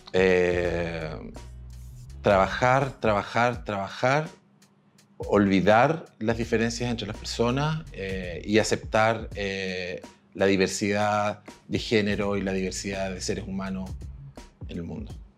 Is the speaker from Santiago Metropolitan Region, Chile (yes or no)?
no; Temuco, Araucanía, Chile; yo soy de Temuco, yo estudié en Temuco en los años 80